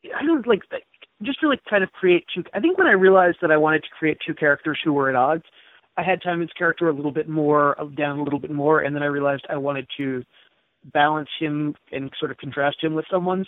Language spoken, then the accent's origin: English; Jersey Shore, New Jersey, United States; now in Seattle, United States; my hometown because I still have a lot of friends and family there